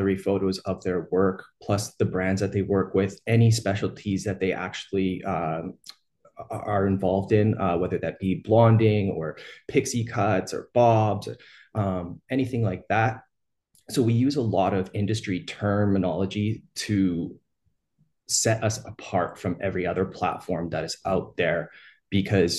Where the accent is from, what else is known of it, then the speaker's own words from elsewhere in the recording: Edmonton, Alberta, Canada; I'm from Edmonton, Alberta, Canada.